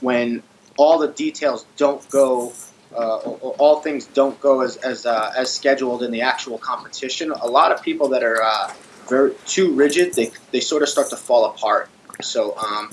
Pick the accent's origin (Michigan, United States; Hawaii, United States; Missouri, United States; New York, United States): New York, United States; Long Island; I grew up on Long Island